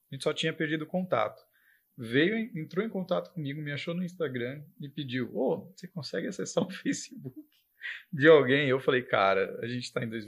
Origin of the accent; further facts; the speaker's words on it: Rio Casca, Minas Gerais, Brazil; mas eu fui nascido em outra cidade, em Minas, e eu cresci em Rio Casca.